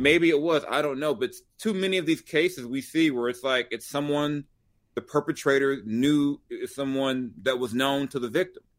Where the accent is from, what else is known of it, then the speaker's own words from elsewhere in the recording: Long Beach, California, United States; also born or lived in South Central Los Angeles; I grew up in South Central in Long Beach